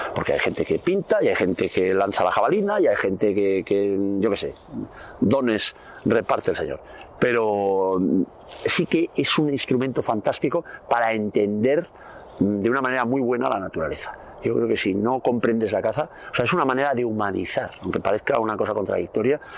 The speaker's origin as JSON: {"language": "Spanish", "region": "Navarre", "country": "Spain", "tie": "born or raised there", "said": "nosotros somos de, Navarra, vivíamos ahí en un pueblo, en el monte"}